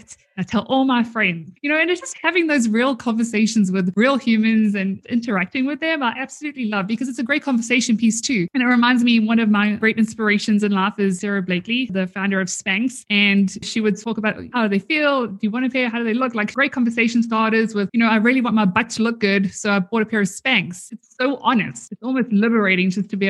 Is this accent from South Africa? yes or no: yes; South Africa; now in Canada; I am originally from South Africa